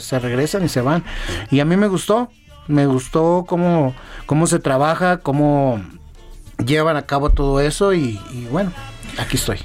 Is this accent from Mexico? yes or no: yes; Torreón, Coahuila, Mexico; moved away as an adult; now in Mexico City, Mexico; yo soy de, de Torreón, Coahuila